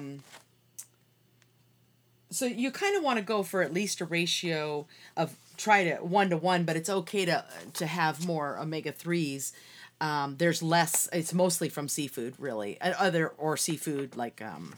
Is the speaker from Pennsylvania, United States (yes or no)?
no; Seattle, Washington, United States; I grew up in Seattle in the Puget Sound